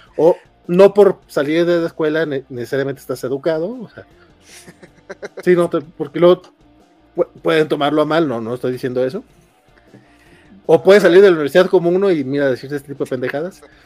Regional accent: Durango, Mexico; now in Mexico City, Mexico; yo soy de Durango

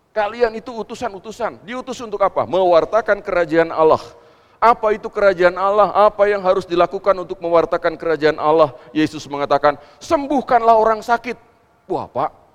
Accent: West Java, Indonesia; kita kan orang Jawa Barat

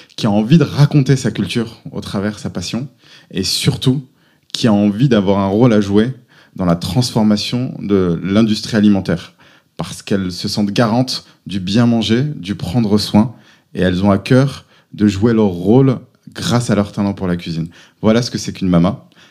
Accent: Auvergne-Rhône-Alpes, France; moved away as an adult; also born or lived in Paris / United States / Lille; J'ai grandi en Auvergne.

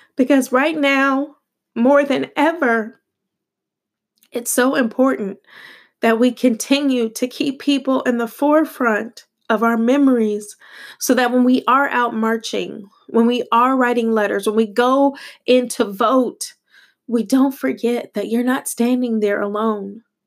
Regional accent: United States; also born or lived in Italy; They simply identified me as American

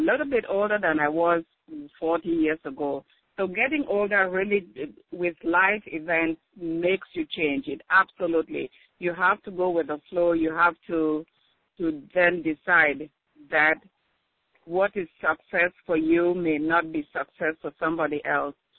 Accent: Cameroon; moved away as an adult; also born or lived in Alabama, United States; now in Washington, D.C. area, United States; I was born in Cameroon, that's in West Africa. Went to nursing school over there, but then came here

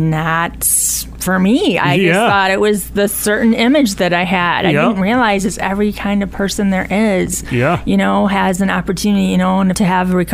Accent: Flint, Michigan, United States; moved away; I'm from Flint originally

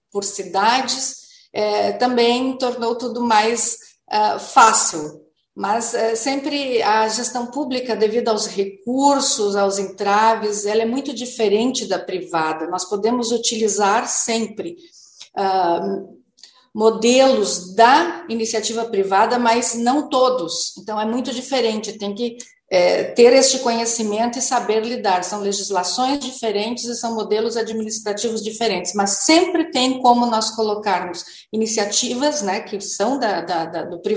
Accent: Novo Hamburgo, Rio Grande do Sul, Brazil; eu sou hamburguense, nasci em Novo Hamburgo, durante muito tempo eu vi a minha cidade

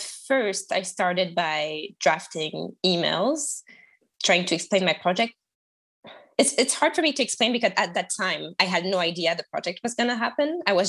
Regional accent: France; accent: French; English is a second language; moved away as an adult; also born or lived in Toronto, Canada; I am French, as you can tell by my accent, and I used to live in Canada, in Toronto, for a year and a half

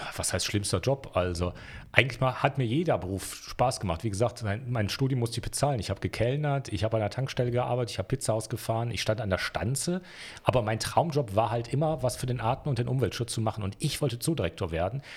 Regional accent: Wuppertal, North Rhine-Westphalia, Germany; moved away as an adult; now in Innsbruck, Austria; geboren in Wuppertal, Deutschland

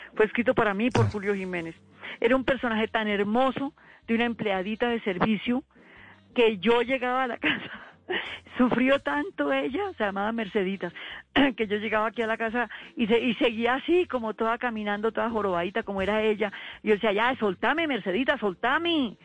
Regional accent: San Gil, Santander, Colombia; moved away; a mí me dieron en mi tierra, en San Gil, un premio

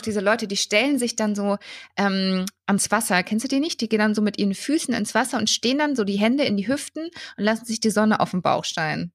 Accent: Würzburg, Bavaria, Germany; ich bin ja ursprünglich äh, in der Sanderau aufgewachsen

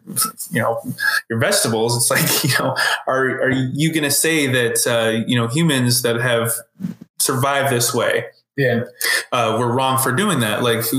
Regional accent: Norco, California, United States; I grew up in Norco

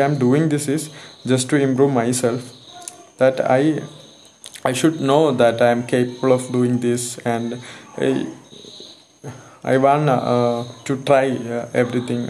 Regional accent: Malayali, Kerala, India; English is a second language; And I'm a Malayali actually

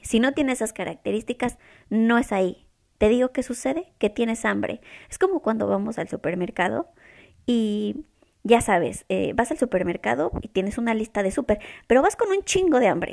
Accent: Mexico; moved away as an adult; now in Toronto, Canada; Y soy mexicana. Soy de una ciudad en México muy chiquita

